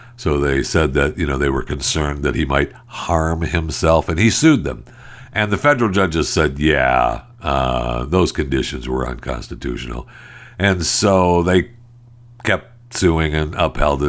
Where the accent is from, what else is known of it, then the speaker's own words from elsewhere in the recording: Michigan, United States; I was raised in Michigan.